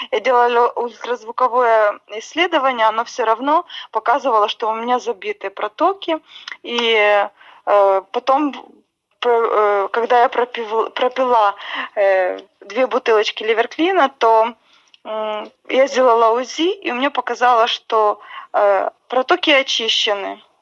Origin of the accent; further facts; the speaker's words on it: Cherkasy, Cherkasy Oblast, Ukraine; да, я из Черкас